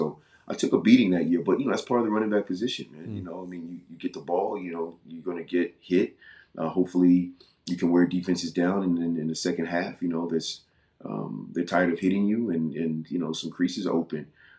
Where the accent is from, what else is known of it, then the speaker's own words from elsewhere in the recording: Virginia, United States; now in Phoenix, United States; I was coming from Virginia, coming from the East Coast, so I was culturally a little more comfortable being on the East Coast.